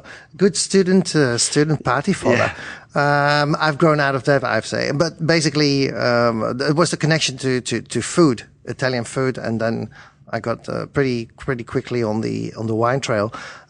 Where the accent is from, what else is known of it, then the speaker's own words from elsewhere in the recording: Netherlands; moved away as an adult; also born or lived in Berlin, Germany; now in United Kingdom; I'm originally Dutch.